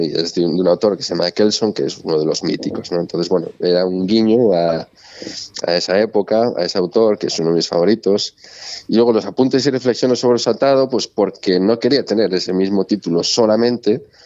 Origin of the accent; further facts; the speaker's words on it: Galicia, Spain; como buen gallego